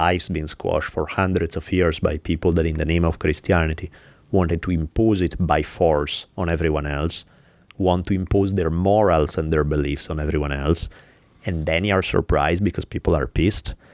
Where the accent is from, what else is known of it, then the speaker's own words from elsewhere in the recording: Italy; now in United States; Where I grew up in Italy